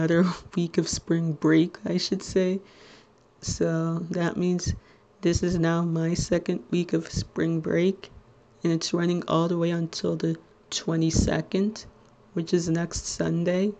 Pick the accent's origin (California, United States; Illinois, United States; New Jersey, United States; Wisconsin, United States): New Jersey, United States; Little Ferry